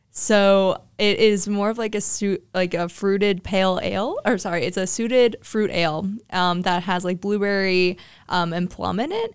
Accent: Hilliard, Ohio, United States; I'm from Hilliard, Ohio

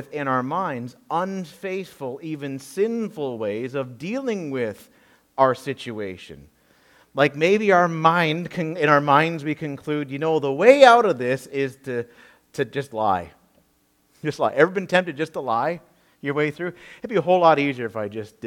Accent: Peterborough, Ontario, Canada; my hometown in Peterborough, Ontario

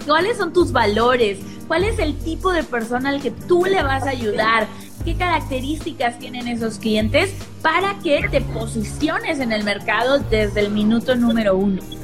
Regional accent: Mexico; soy mexicana, tengo 30 años

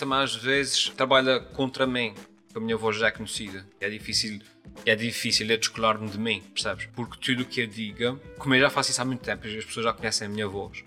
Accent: São Miguel, Azores, Portugal; accent: Micaelense

